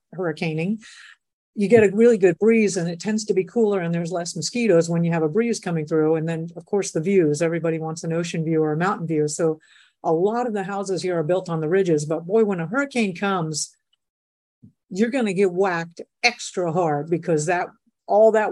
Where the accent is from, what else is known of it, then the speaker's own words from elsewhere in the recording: South Florida, United States; also born or lived in Colorado / Texas; now in Puerto Rico; I grew up in South Florida, so I'm like really comfortable with hurricanes